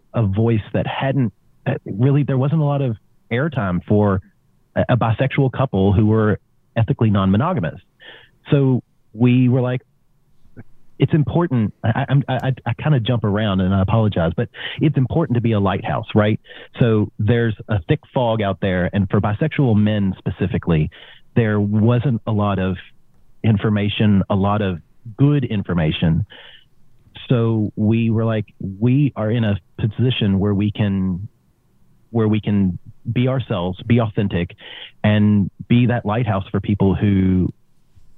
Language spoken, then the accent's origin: English; Kentucky, United States; now in Australia; I was born in Kentucky